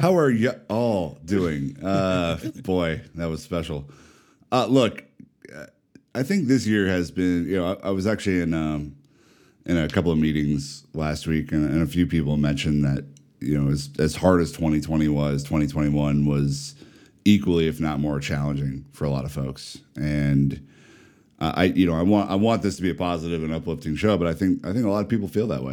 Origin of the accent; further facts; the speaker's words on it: Omaha, Nebraska, United States; I am from the humble Midwest. I'm from Omaha, Nebraska.